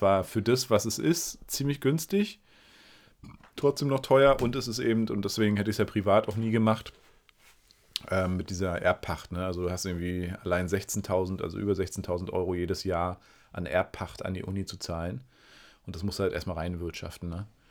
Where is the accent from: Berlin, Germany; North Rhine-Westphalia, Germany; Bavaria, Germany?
Berlin, Germany; moved away as an adult; now in Greifswald, Germany; ich als Berliner